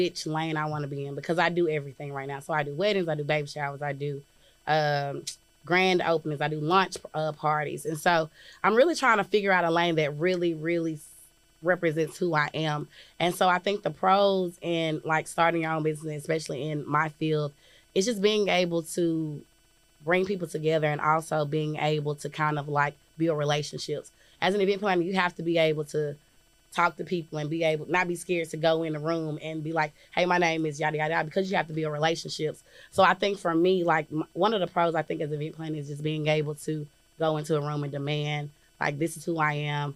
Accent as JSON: {"language": "English", "town": "Jackson", "country": "United States", "said": "I'm from Jackson."}